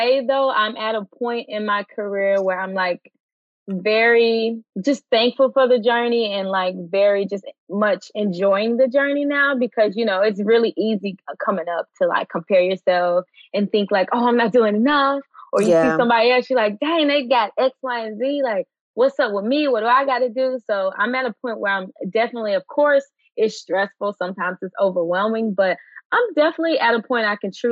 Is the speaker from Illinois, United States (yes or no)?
yes; Chicago, Illinois, United States; accent: Southern; moved away; also born or lived in Pine Bluff, Arkansas; I grew up on the south side of Chicago, then moved to Pine Bluff, Arkansas.